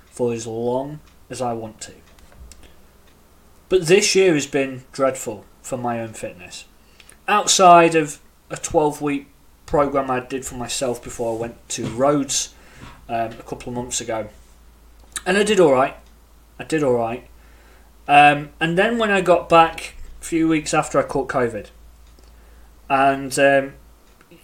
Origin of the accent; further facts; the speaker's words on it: United Kingdom; accent: British; As you can tell by my accent, I am in the UK.